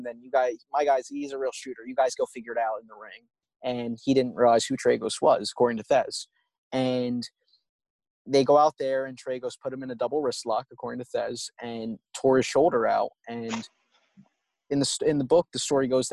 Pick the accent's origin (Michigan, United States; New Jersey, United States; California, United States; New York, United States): New Jersey, United States; outside of Atlantic City; growing up outside of Atlantic City, we have an auditorium that I would visit all the time